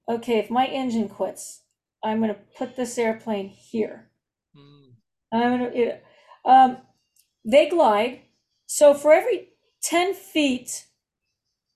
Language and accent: English; Southern California, United States; I was born in Southern California. Was raised in Southern California, and I've only lived in the state.